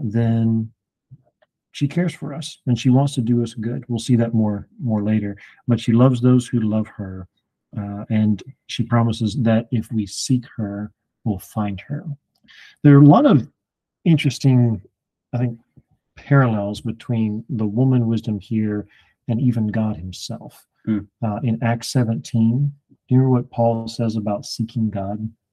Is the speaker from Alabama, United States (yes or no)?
yes; Alabama, United States; moved away; also born or lived in Indiana; I I'm from Alabama